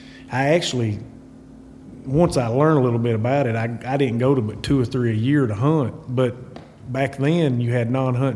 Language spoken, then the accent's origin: English; Hermitage Springs, Tennessee, United States; Right around a little town called Hermitage Springs, Tennessee.